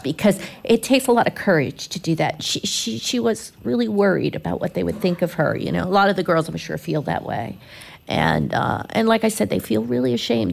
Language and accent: English; Philadelphia, Pennsylvania, United States; now in Florida, United States; I grew up in Philly